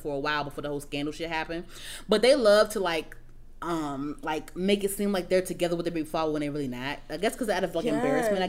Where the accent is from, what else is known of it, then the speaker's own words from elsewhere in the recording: Trinidad & Tobago; I'm Trini